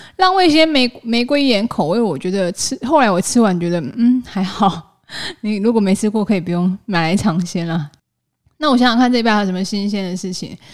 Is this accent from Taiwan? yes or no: yes; Taiwan; 我们台湾人真的也蛮老实，也蛮钉钉的呢